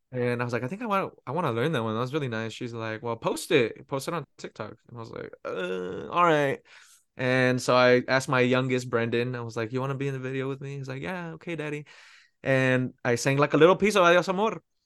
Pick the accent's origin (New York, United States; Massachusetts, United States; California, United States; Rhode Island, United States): California, United States; Pico Rivera; moved away as an adult; now in Texas, United States; I'm originally from Pico Rivera, which is, uh, very close to East, East Los Angeles